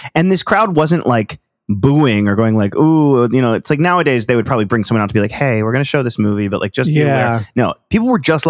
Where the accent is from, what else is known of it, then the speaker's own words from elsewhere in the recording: Palo Alto, California, United States; I grew up in Palo Alto